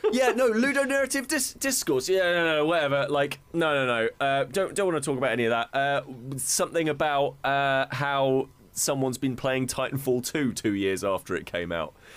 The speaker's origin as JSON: {"language": "English", "country": "United Kingdom", "said": "as many a British person, I went to a C of E school"}